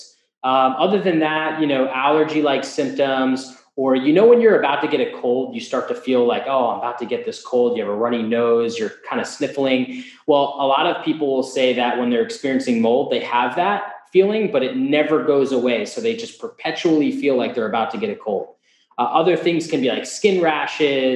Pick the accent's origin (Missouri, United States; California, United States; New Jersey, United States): New Jersey, United States; I'm from the Northeast, New Jersey particularly